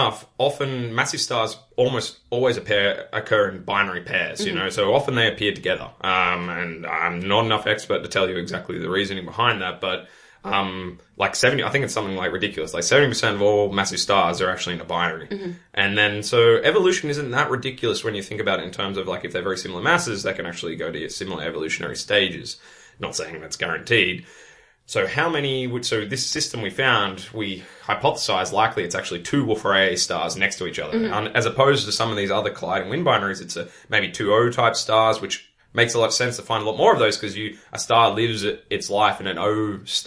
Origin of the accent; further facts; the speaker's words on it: Australia; moved away as an adult; now in Netherlands; It's kind of funny as an Australian to be back in the UK. It's like a shade of my own country